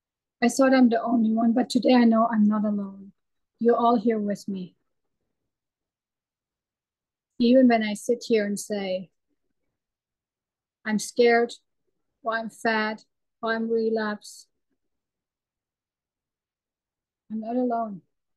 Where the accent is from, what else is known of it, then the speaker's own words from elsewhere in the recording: Germany; English is a second language; moved away; I left our home, my home country. My husband is German too, but we moved to America. We moved to Canada. We were a short time in China, always running away.